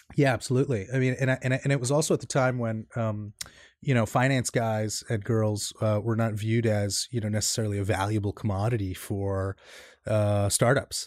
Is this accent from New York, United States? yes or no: yes; New York City, New York, United States; I grew up in Queens. I'm a New York native.